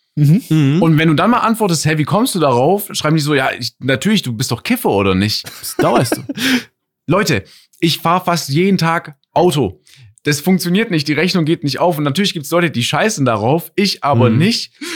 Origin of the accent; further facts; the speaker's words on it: Stuttgart, Baden-Württemberg, Germany; ich komme aus Stuttgart. So, hier betont man manche Dinge anders. Ich sag auch 40 mit Ö gefühlt